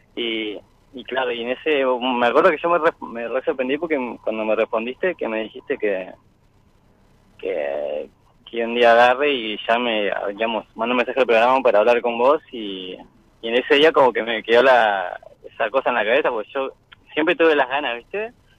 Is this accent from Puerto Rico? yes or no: no; Chubut, Argentina; yo soy de acá de Chubut, acá del sur.